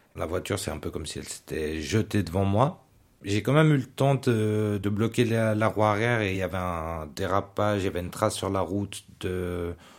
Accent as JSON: {"language": "French", "region": "Geneva", "country": "Switzerland", "tie": "born or raised there", "moved": "as an adult", "lives_now": "Vaud, Switzerland", "said": "J'ai grandi au Lignon à Genève, mais aussi à Honnay, à Carouge, au Petit Lancy, enfin, dans tout le canton"}